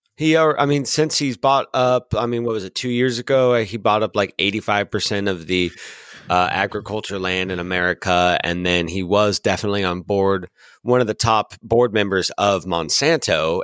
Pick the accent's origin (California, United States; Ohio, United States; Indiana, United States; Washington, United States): Washington, United States; I'm a Washingtonian, so I was born and raised in Washington